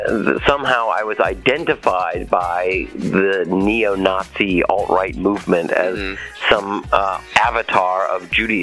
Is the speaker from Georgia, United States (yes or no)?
yes; Atlanta, Georgia, United States; I was raised in Atlanta, in a modestly Jewish household. I was certainly identified Jewish, and I was bar mitzvahed, and I went to religious school.